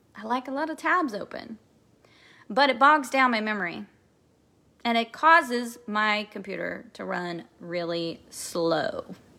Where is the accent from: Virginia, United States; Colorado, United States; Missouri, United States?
Missouri, United States; Kansas City; I'm from Kansas City, Missouri